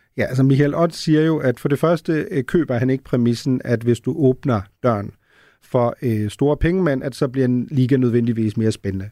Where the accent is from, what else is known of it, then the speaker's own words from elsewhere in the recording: Germany; now in Denmark; en, der er født og opvokset i Tyskland